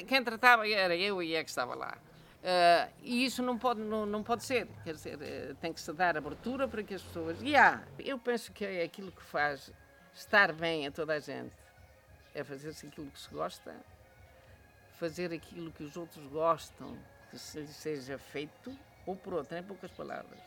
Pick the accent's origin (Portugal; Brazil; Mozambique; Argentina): Portugal; Manhouce, Viseu; eu conheci a minha terra sem luz, sem telefone, sem estrada, eh, portanto, isolado.